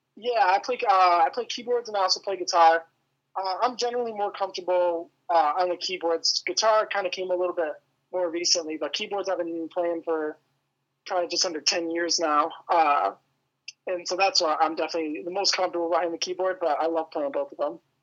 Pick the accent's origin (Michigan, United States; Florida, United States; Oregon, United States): Michigan, United States; outside Metro Detroit; I, live like just outside of like Metro Detroit area. Um, it's kind of a smaller town, but yeah, but I've lived here my whole life